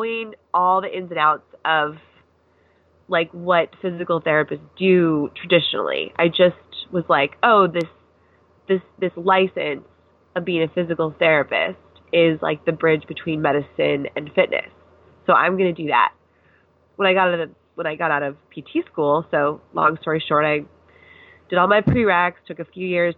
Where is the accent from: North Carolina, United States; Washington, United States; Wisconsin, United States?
Washington, United States; Seattle; moved away as an adult; also born or lived in Pennsylvania / Camp Pendleton, California; I am from Seattle, Washington. So I grew up there